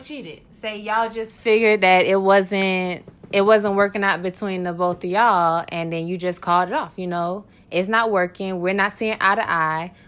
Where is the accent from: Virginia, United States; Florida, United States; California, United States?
Florida, United States; Orlando; Born and raised in Orlando, Florida